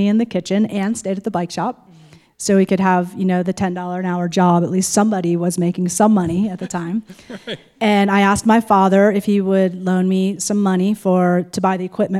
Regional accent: New Jersey, United States; now in Fruita, United States; Well, I grew up in New Jersey

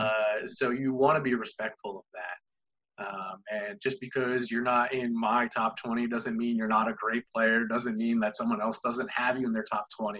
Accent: Toms River, New Jersey, United States; I grew up in Toms River, New Jersey, known for Toms River, Toms River Little League baseball

